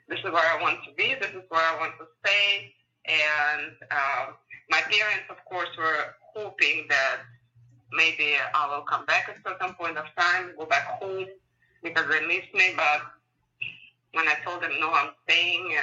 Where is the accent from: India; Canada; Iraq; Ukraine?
Ukraine; English is a second language; moved away as an adult; also born or lived in San Francisco, United States; now in United States; I'm born and raised in Ukraine and went to high school there